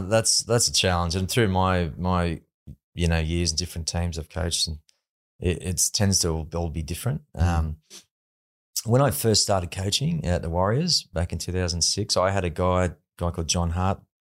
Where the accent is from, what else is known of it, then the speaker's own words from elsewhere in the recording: Sydney, New South Wales, Australia; also born or lived in Penrith; I come from the Northern Beaches